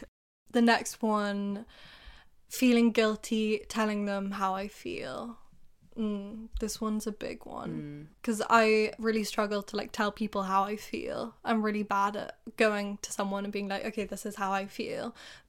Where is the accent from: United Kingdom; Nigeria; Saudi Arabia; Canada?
United Kingdom; England; because I remember you guys used to do it to me too, like about being English, and I was like, what sense does that even make? You're making fun of me for being English.